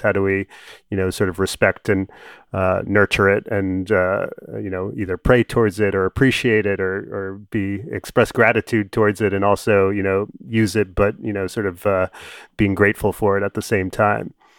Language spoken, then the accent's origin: English; New York, United States; I'm a New Yorker